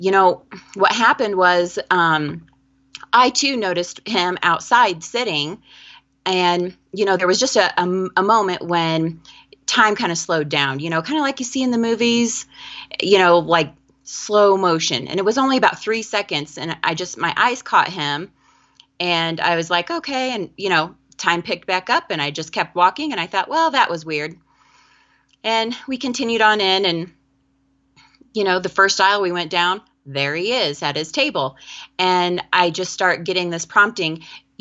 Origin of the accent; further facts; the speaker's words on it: Kendallville, Indiana, United States; moved away as an adult; now in Valparaiso, United States; I am from Kendallville, Indiana